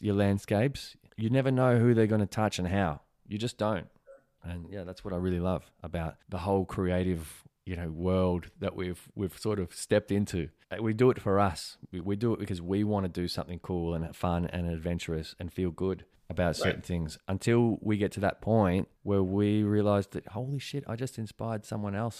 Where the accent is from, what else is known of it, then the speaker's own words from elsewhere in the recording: Valencia, Carabobo, Venezuela; moved away; I was born in Valencia